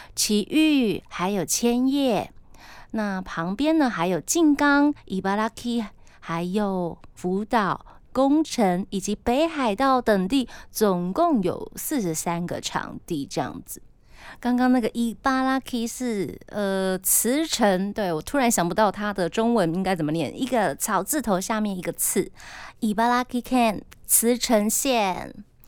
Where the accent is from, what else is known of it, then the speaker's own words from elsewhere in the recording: Taiwan; 我自己非常庆幸我生在台湾